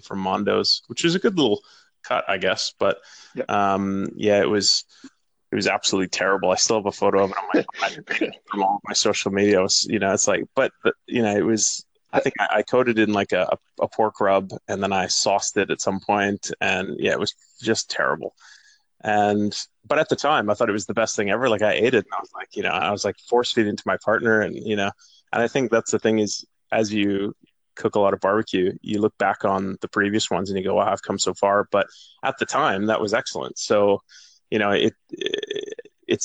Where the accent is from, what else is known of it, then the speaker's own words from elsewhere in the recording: Canada; moved away; growing up in Canada